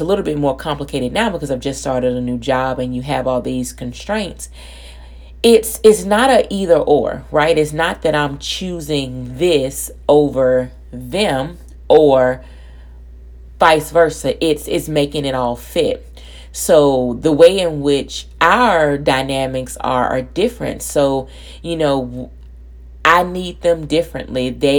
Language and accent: English; Birmingham, Alabama, United States; moved away as an adult; now in Louisiana, United States; I'm from Alabama